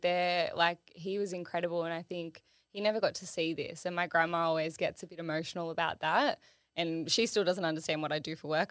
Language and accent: English; Sydney, New South Wales, Australia; I grew up in Illawarra